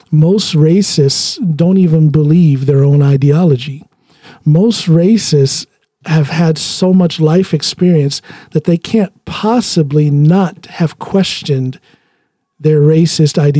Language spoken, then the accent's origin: English; United States; moved away; I'm an American